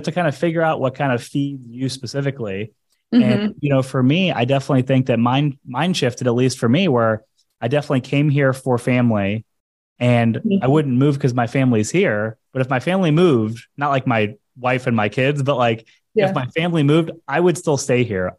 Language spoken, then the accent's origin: English; St. Louis, Missouri, United States; now in South Florida, United States; So I came from St. Louis, Missouri, and I moved to South Florida.